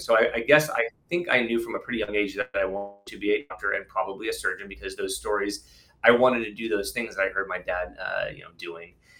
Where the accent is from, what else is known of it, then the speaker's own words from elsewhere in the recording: Tustin, California, United States; also born or lived in East Coast; I grew up in Southern California. I grew up in Tustin, inland, just about 15, 20 miles from here